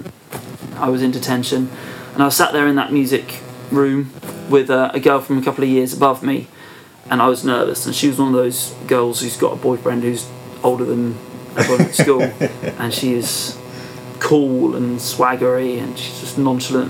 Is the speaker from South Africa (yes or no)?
no; Perranporth, South West England, United Kingdom; also born or lived in Truro; I was born in Trillisk, but I'm from Perranporth